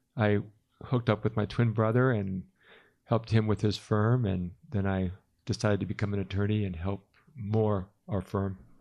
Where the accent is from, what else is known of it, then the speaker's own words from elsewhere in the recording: Calabasas, California, United States; moved away as an adult; now in Utah, United States; I grew up in Calabasas, California